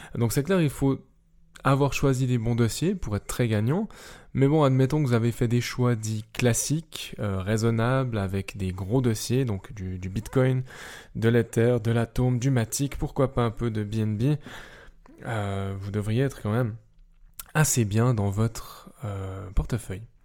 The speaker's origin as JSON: {"language": "French", "country": "Switzerland", "said": "vu que je suis suisse et donc pas forcément européen"}